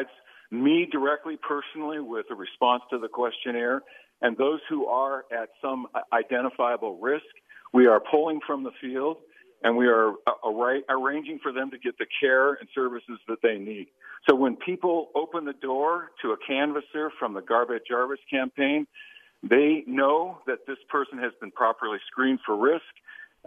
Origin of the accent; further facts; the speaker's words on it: Phoenix, Arizona, United States; now in Utah, United States; I was raised in Phoenix, Arizona during the Goldwater era there